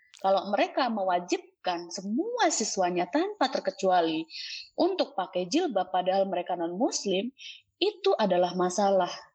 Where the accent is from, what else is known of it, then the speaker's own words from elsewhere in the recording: Java, Indonesia; gue orang Jawa